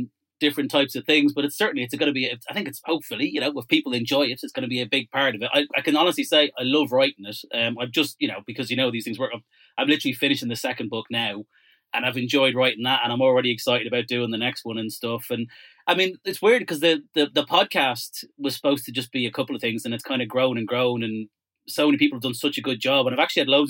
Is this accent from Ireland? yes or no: yes; Ireland; I grew up in Ireland in the 1980s.